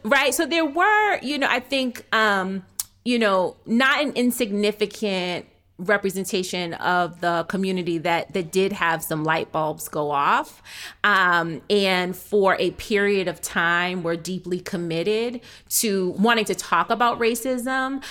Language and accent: English; outside of Boston, Massachusetts, United States; I was born in Boston. I was raised outside of Boston